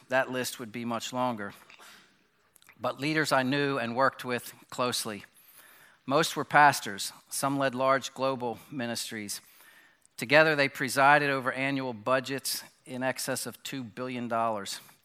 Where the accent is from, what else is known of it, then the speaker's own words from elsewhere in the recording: Bryn Mawr, Pennsylvania, United States; moved away; I was born in Bryn Mawr Hospital, about thirty miles from here, and grew up, um, in this area.